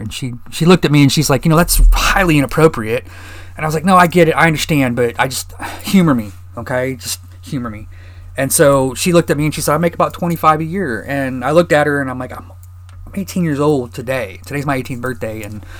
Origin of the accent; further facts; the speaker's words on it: Fort Wayne, Indiana, United States; I was born and raised in Fort Wayne, Indiana. … Born June 6, 1974.